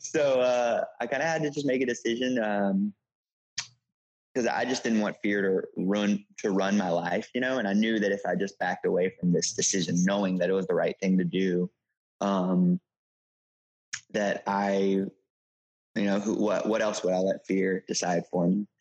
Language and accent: English; Shreveport, Louisiana, United States; moved away as an adult; also born or lived in Los Angeles, California; now in New York City, United States; I'm from Shreveport, Louisiana. Uh, grew up there, uh, pastor's kid